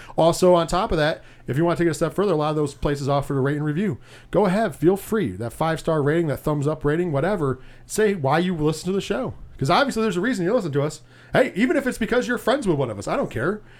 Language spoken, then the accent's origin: English; Binghamton, New York, United States; We are from the Binghamton, New York area, six oh seven